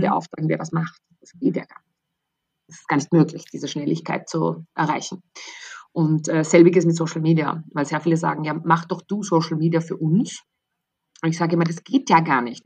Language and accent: German; Austria; moved away as an adult; also born or lived in London; so bin ich dann eigentlich in der Mitte Österreichs genau eine halbe Stunde von meinem Geburtsort weggelandet